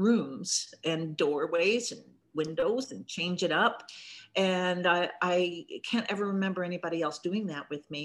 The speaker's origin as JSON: {"language": "English", "town": "Corner Brook", "region": "Newfoundland and Labrador", "country": "Canada", "tie": "born or raised there", "moved": "as an adult", "said": "I grew up in Cornerbrook, Newfoundland. I spent my whole childhood up until early adulthood there"}